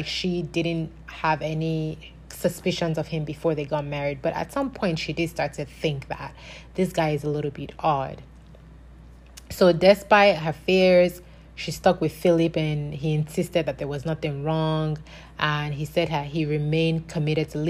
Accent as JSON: {"language": "English", "country": "Nigeria", "tie": "born or raised there", "moved": "yes", "lives_now": "United States"}